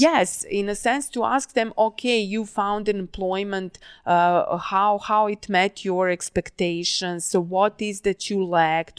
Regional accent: Novi Sad, Vojvodina, Serbia; moved away; Novi Sad. Uh, not only that's my hometown

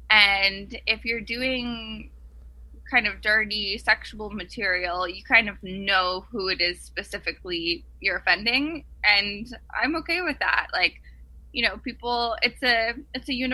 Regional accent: Ottawa, Ontario, Canada; also born or lived in Montreal; I was born in Montreal and then went to school in Ottawa

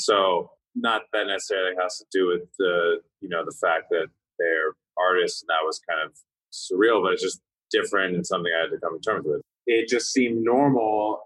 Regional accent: California, United States; growing up in California

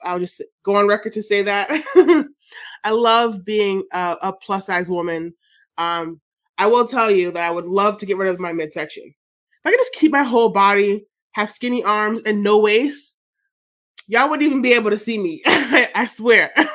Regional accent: Jamaica; I'm Jamaican

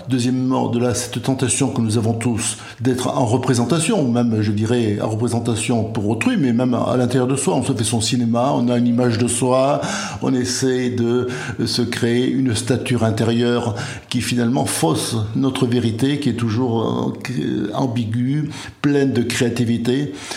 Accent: Béarn, Nouvelle-Aquitaine, France; moved away; also born or lived in Martinique / Guadeloupe; je suis originaire du Béarn, mais j'ai vécu euh, plus de 50 ans aux Antilles, à la Martinique et à la Guadeloupe.

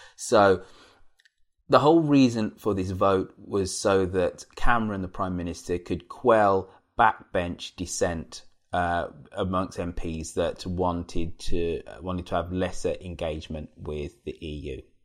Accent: Birmingham, West Midlands, United Kingdom; my hometown of Birmingham

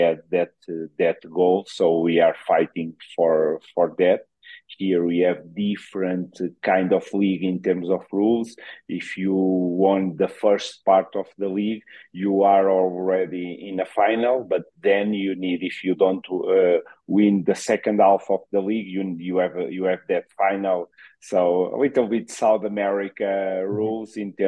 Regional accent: Queluz, Lisbon, Portugal; English is a second language; moved away as an adult; now in Ecuador; I'm from Queluz. It's a city close to Sintra in Lisbon.

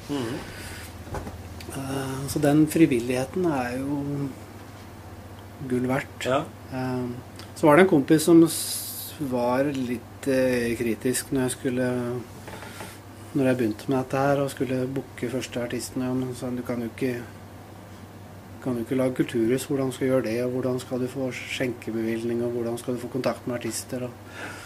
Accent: Lunde, Telemark, Norway; moved away; also born or lived in Bergen / Ålesund; jeg er fra Lunde. Ja. Fra ja, Flåbygd, rettere sagt.

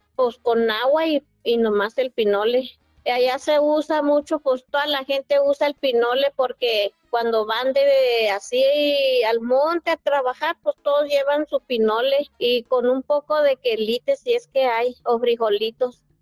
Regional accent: Norogachi, Chihuahua, Mexico; yo soy de Norogachi, un pueblo que se llama Norogachi, municipio de Huachochi, Chihuahua

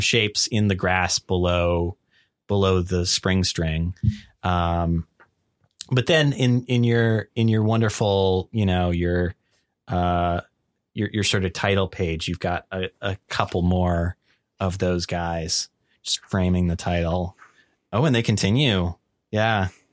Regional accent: Las Vegas, Nevada, United States; I'm from Las Vegas

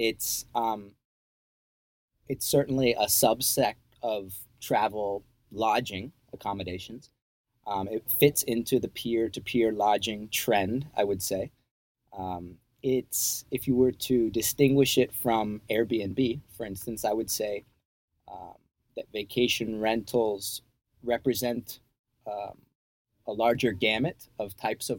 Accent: New Jersey, United States; moved away as an adult; also born or lived in Virginia / Costa Rica; now in Panama; I'm originally from New Jersey

